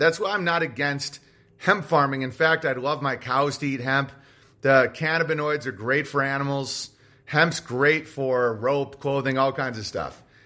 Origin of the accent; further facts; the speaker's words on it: United States; Americans are never allowed to admit is that we are a conquering, tyrannical empire